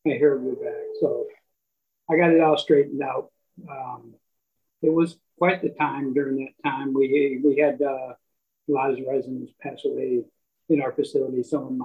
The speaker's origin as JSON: {"language": "English", "town": "Dallas", "region": "Texas", "country": "United States", "also_born_or_lived": "Michigan", "moved": "yes", "lives_now": "Elk Grove Village, United States", "said": "I'm from Texas, Dallas, Texas"}